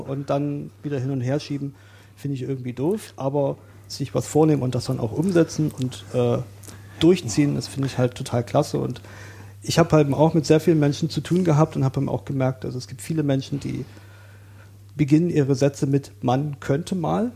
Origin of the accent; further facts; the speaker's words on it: Saxony, Germany; moved away as an adult; now in Berlin, Germany; ich bin in Sachsen aufgewachsen